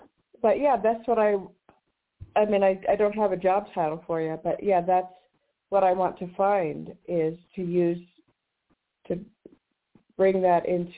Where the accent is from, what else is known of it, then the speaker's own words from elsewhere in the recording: Washington, United States; moved away; also born or lived in San Francisco; I was from Washington.